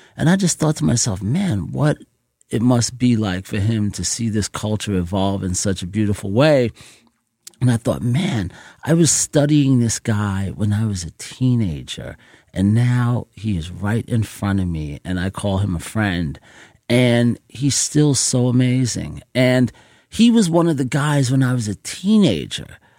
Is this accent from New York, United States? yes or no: yes; New York City, New York, United States; growing up in Jamaica, Queens